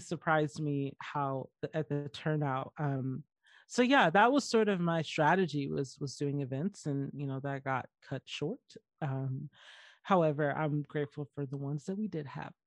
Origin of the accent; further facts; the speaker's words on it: Georgia, United States; moved away; where I grew up in Georgia